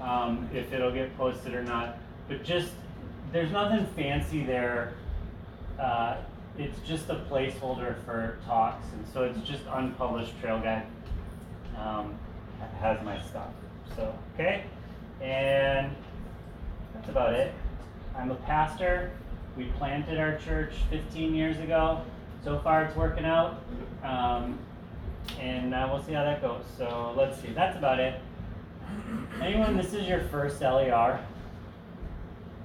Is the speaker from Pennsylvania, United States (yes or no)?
no; outside of Detroit, Michigan, United States; moved away; I grew up outside of Detroit going to Tiger Stadium baseball games